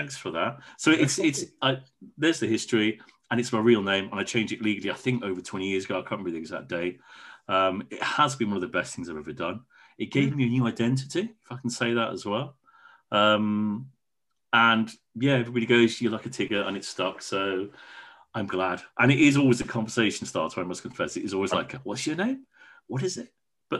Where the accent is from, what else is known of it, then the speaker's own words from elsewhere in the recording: Wales, United Kingdom; My family's proudly Welsh. I'm proudly Welsh. I haven't got the accent.